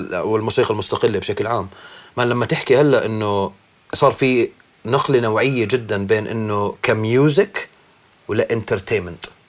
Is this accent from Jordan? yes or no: yes; Irbid, Irbid Governorate, Jordan; now in Amman, Jordan; تربيت بالشمال تربيت باربد